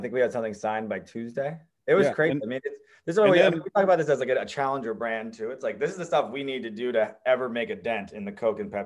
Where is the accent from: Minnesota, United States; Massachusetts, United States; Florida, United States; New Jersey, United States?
New Jersey, United States; I grew up in New Jersey